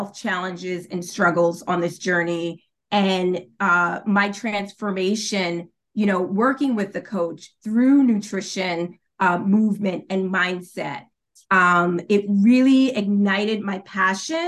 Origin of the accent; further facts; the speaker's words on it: New York, United States; moved away as an adult; also born or lived in Maryland; now in Washington, D.C., United States; I'm originally from New York, but I've made my home in the Washington, D.C., Maryland area for the past 9 years